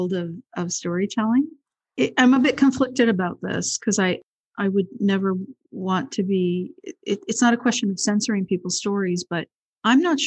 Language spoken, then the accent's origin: English; Montreal, Quebec, Canada; also born or lived in Toronto; I grew up in Montreal